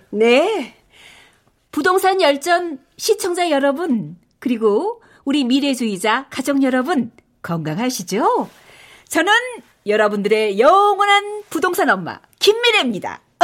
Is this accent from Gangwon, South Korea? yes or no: no; Paju, Gyeonggi Province, South Korea; 파주 출신이잖아.